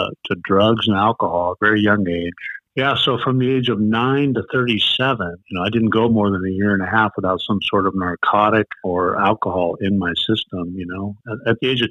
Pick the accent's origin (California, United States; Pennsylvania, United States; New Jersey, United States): California, United States; San Diego; moved away as an adult; now in Ventura County, United States; I'm from San Diego, born and raised